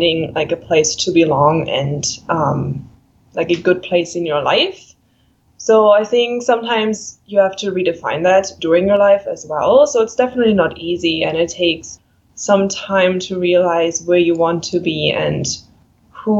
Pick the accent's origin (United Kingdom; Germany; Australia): Germany; moved away as an adult; also born or lived in Williams Lake, Canada; I'm from Germany